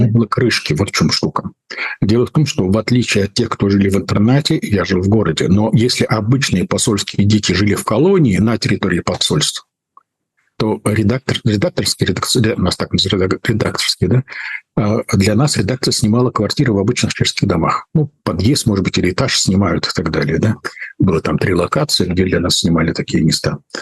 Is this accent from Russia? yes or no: no; Prague, Czechia; moved away; мое детство прошло в Праге